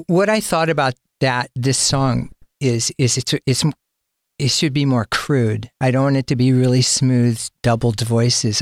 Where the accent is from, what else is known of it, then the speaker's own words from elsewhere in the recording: Sacramento, California, United States; I'm from Sacramento, and my first band was from Sacramento